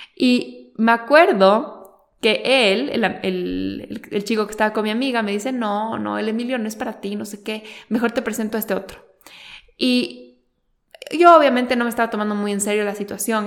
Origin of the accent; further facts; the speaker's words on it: Quito, Pichincha, Ecuador; los dos somos ecuatorianos, los dos somos de Quito. Eh, somos de diferentes colegios